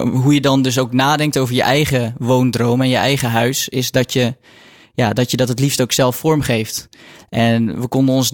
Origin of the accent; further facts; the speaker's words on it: Waddinxveen, South Holland, Netherlands; moved away as an adult; also born or lived in Mechelen; now in 's-Hertogenbosch, Netherlands; ik heb zelf altijd in Waddingsveen gewoond. Dus okay. een dorpje